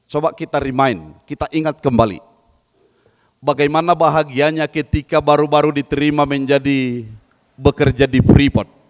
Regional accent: Padangsidimpuan, North Sumatra, Indonesia; dari Sumatera Utara, Kota Padang Sidimpuan. Uh, saya adalah suku Angkola

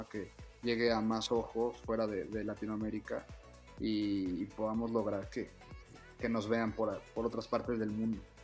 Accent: Mexico; soy el, primer mexicano

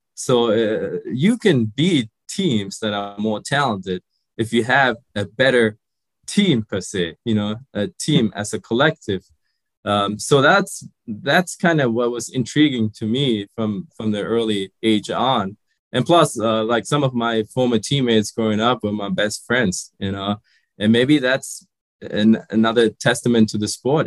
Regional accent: Germany; also born or lived in Sri Lanka; I grew up in Germany. I, I was born in Sri Lanka, but we emigrated to Germany when I was five.

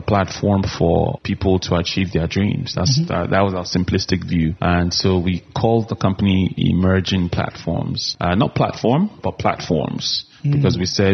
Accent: Kaduna, Kaduna State, Nigeria; moved away; also born or lived in Abuja; I grew up in Kaduna, but my family had moved to Abuja

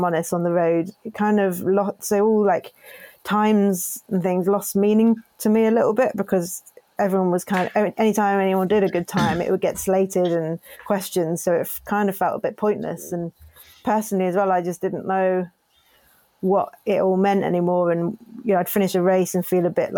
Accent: Cornwall, South West England, United Kingdom; growing up in Cornwall

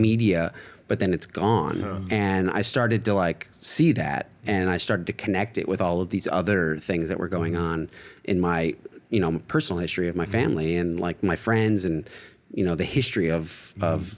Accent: Indiana, United States; moved away; my hometown in Indiana, small town, quintessential American town

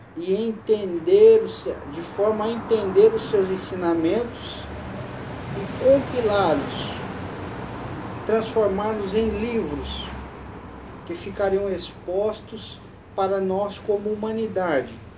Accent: Brazil; sou brasileiro

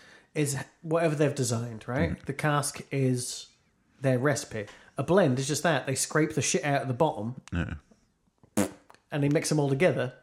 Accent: London, United Kingdom; Yeah, I am from London.

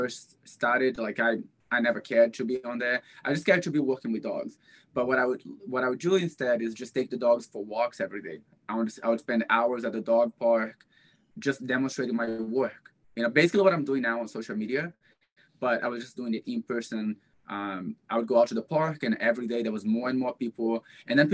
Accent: Brazil; moved away; Growing up in Brazil

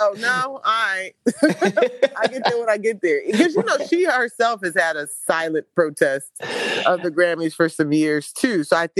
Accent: Houston, Texas, United States; even though I'm from Houston

